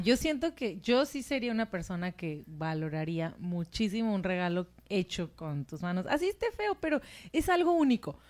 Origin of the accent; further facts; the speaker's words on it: Mexico; yo soy mexicana